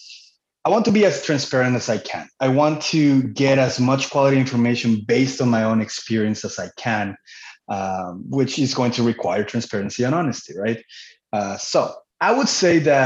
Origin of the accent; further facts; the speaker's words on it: Cancun, Quintana Roo, Mexico; moved away as an adult; also born or lived in Manitoba, Canada; now in Canada; I was born and raised in Cancun, Mexico. I moved to Canada at the age of 19 in 2006